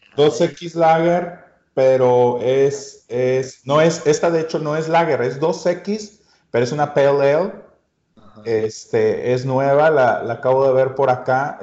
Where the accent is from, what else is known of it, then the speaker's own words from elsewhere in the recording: Mexico; uno como mexicano, nuestro ADN, nuestra herencia